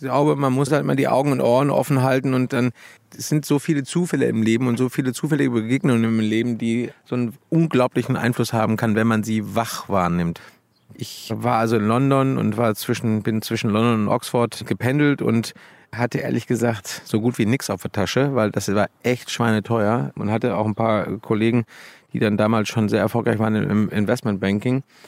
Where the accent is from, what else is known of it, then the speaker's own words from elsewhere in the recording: Dortmund, North Rhine-Westphalia, Germany; moved away as an adult; also born or lived in Hamburg; weil ich ja gebürtiger Dortmunder bin